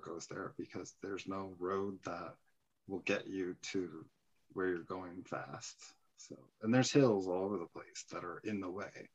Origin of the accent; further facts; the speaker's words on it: San Francisco, California, United States; moved away; I was actually born in San Francisco